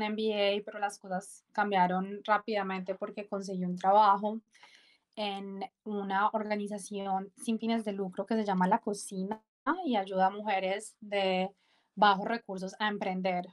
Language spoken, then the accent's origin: Spanish; Medellín, Antioquia, Colombia; moved away as an adult; soy colombiana, nací en Medellín